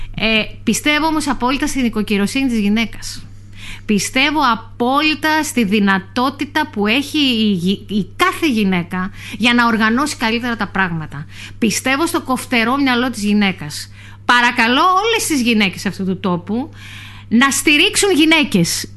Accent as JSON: {"language": "Greek", "town": "Myrina", "region": "North Aegean", "country": "Greece", "said": "είμαι κομμάτι της Μύρινας, επειδή είμαι στο ψηφοδέλτιο που αφορά την, ε, την πόλη μου"}